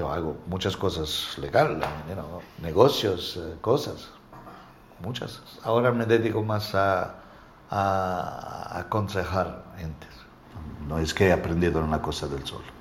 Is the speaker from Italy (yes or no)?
yes; Calabria, Italy; Spanish is a second language; moved away as an adult; also born or lived in Estepona, Spain; now in Marbella, Spain; Yo soy italiano de Calabria. Calabria al sur de Italia.